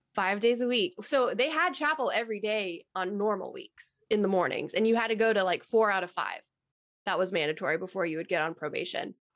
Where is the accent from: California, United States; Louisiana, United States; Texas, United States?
Texas, United States; I'm originally from Texas and born and raised